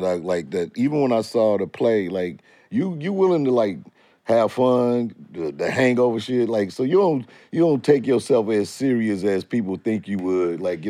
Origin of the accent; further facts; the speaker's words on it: St. Louis, Missouri, United States; I'm from St. Louis.